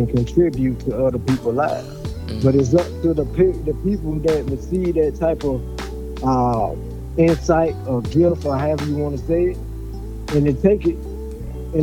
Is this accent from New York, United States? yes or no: no; Decatur, Georgia, United States; I was born and raised in Decatur